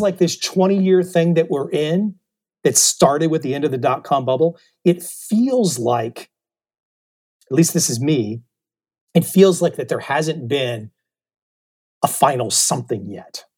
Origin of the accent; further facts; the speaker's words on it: Washington, District of Columbia, United States; moved away as an adult; now in Saigon, Vietnam; I grew up in the Washington, D C area